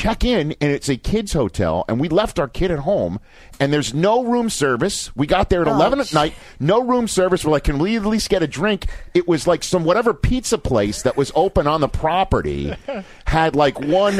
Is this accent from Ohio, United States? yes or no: yes; Zanesville, Ohio, United States; We're two people from Zanesville, to use the Ohio, okay? But we're getting married in Mexico.